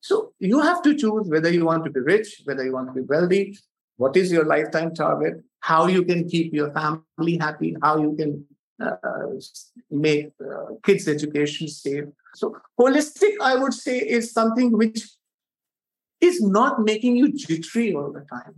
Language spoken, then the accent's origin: English; India; being an Indian